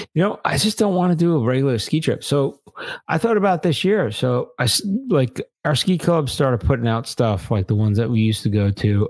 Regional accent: Long Island, New York, United States; I grew up in Long Island

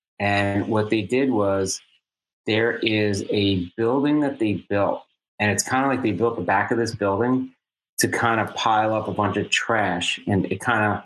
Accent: United States; growing up in New York, New Jersey, you know, Arthur Kill.

